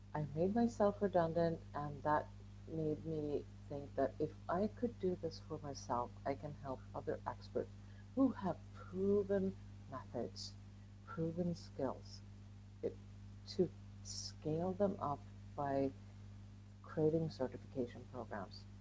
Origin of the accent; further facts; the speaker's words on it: Sweden; moved away as an adult; now in Spain; I'm I'm from Sweden